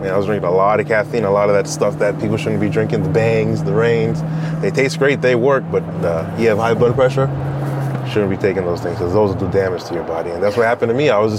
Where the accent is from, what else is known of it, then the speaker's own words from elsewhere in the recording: Burbank, California, United States; also born or lived in New York; now in Eastvale, United States; Born in New York, raised in Burbank, California.